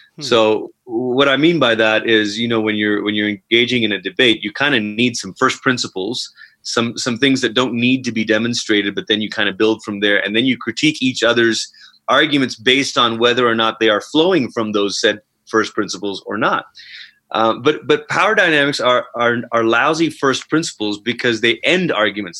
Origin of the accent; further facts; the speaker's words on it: Malaysia; moved away as an adult; now in Colorado Springs, United States; I'm originally from Malaysia. Um, immigrated over here c- twice. Once as a younger child when my family came over uh, for a few years while my parents went to Bible school. They went back. We went back to Malaysia, and then I came back out. Mm to go to college